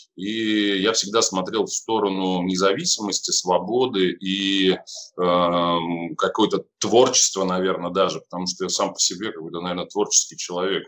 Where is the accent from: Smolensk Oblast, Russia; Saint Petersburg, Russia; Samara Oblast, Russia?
Saint Petersburg, Russia; Я сам из Питера, я сам даже из города Ленинграда